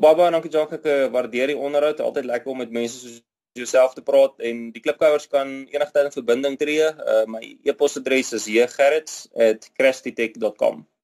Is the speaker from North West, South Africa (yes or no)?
yes; Rustenburg, North West, South Africa; now in Midrand, South Africa; Ek is grootgeword in Rustenburg